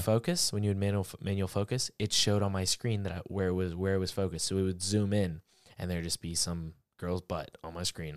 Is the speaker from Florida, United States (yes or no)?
yes; Florida, United States; I'm from Florida